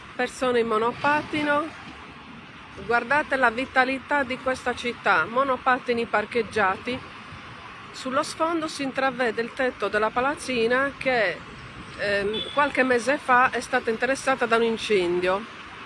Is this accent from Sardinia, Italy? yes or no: yes; Sardinia, Italy; Io sono sarda, per cui dico il continente e il resto dell'Italia